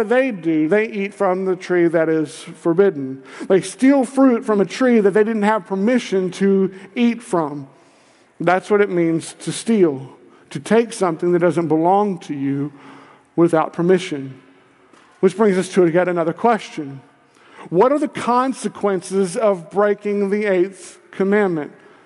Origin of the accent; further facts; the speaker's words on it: Kentucky, United States; I'm from Kentucky